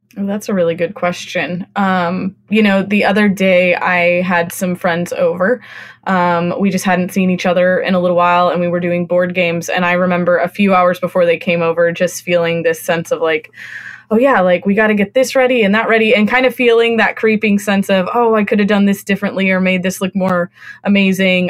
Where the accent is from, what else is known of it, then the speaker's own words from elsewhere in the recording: California, United States; moved away; also born or lived in Austin, Texas / Northeast US; I grew up in California